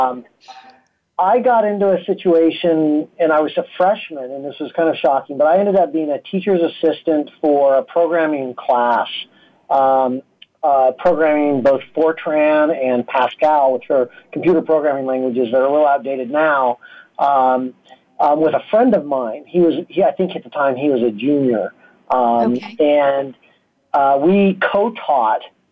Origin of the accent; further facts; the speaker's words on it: Vail, Colorado, United States; I grew up in Vail, Colorado.